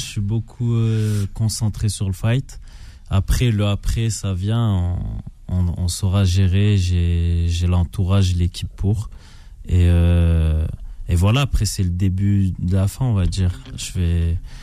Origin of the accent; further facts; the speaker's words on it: France; moved away as an adult; also born or lived in Canada; Moi, j'ai quitté la France euh, il y a 12 ans maintenant.